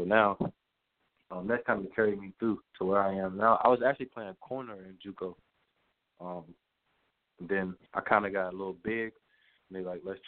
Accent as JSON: {"language": "English", "town": "Washington", "region": "District of Columbia", "country": "United States", "said": "I'm from Washington, D.C., so everyone in my family is a Redskins fan"}